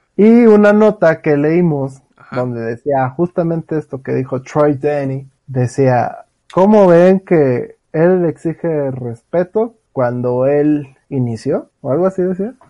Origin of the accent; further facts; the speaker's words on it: Mexico; somos mexicanos